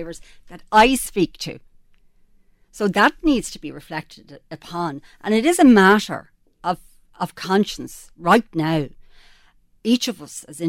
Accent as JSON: {"language": "English", "town": "Drogheda", "region": "Leinster", "country": "Ireland", "tie": "born or raised there", "said": "Drogheda, my hometown"}